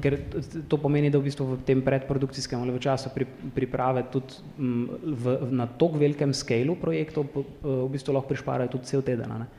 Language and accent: Slovenian; Prekmurje, Slovenia; moved away; sem iz Prekmorja